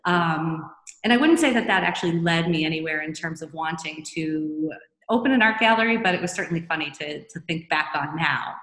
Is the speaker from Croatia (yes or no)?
no; Newton, Massachusetts, United States; also born or lived in Europe; I grew up not far from here. I'm originally from Newton, Massachusetts, just outside of Boston